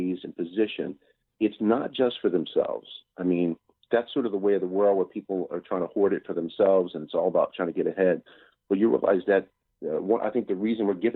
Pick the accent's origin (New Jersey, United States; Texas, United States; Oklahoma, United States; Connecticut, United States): Connecticut, United States; Bridgeport; moved away; also born or lived in New York City; I grew up shoveling snow in Bridgeport, Connecticut, which is about an hour and a half outside of New York City, where I eventually moved.